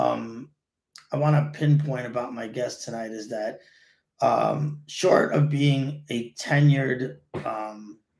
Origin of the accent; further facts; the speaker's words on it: New York City, New York, United States; I grew up in College Point, and back in the day, College Point was crazy awesome